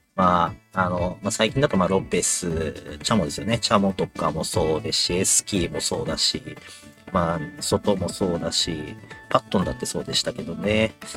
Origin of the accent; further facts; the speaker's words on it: Yokohama, Kanagawa, Japan; 僕、親父も僕、まあ、横浜出身なんですけども